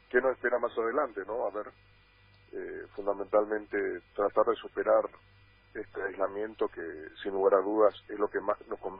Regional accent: Paraguay; Yo también estoy muy bien encerrado hace mucho tiempo acá en mi país.

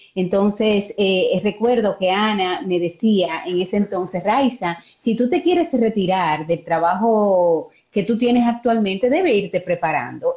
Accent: Azua, Dominican Republic; yo soy de Asua

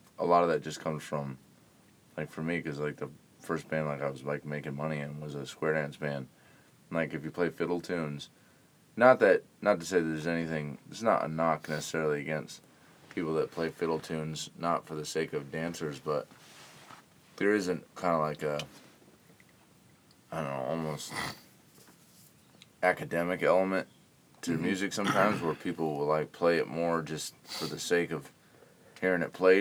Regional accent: Norwich, Connecticut, United States; that's like where I'm from, Connecticut, Norwich.

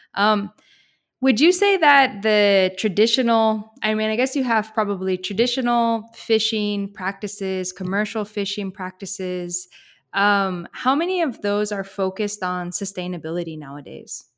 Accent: Pacific Northwest, United States; also born or lived in Eugene, Oregon; I'm from the Pacific Northwest

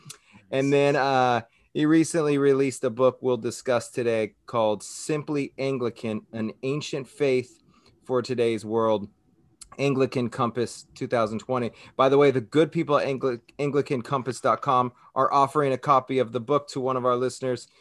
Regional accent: Southern California, United States; now in Hawaii, United States; I grew up in Southern California

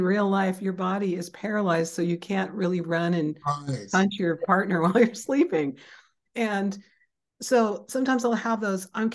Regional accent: Seattle, Washington, United States; I grew up in Seattle, Washington

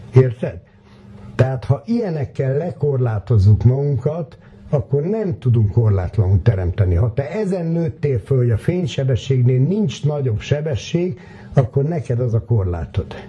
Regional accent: Hungary

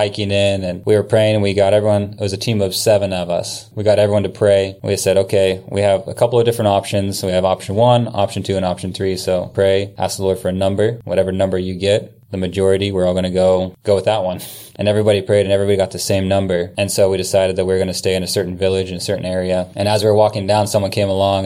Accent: Salem, Ohio, United States; moved away as an adult; also born or lived in Kansas City / New Zealand / Germany; now in Kailua-Kona, Hawaii, United States; I was born and raised in Salem

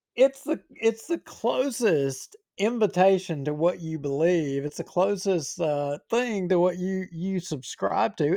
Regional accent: Bossier City, Louisiana, United States; I was born in Bossier City. I've lived here all my parish. If, I mean, I've lived here my whole life.

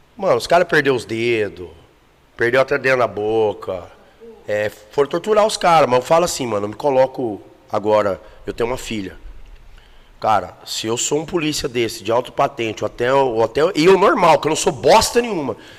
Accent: Goiânia, Goiás, Brazil; also born or lived in Campo Grande, Mato Grosso do Sul; me considero goiano mesmo, porque minha vida inteira foi em Goiânia.

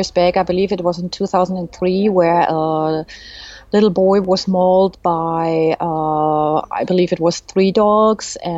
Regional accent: Germany; English is a second language; also born or lived in Canada; now in Switzerland; I'm actually Swiss, but I grew up in Germany, and I lived in Canada. And when we returned to Switzerland

